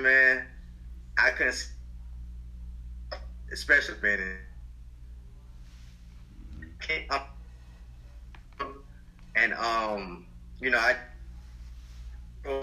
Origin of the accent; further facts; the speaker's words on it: Quincy, Florida, United States; I'm from Quincy, Florida. It's a small town.